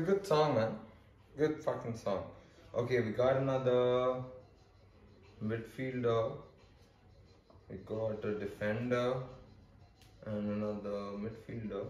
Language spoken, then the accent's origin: English; India; accent: Indian; me and my Indian accent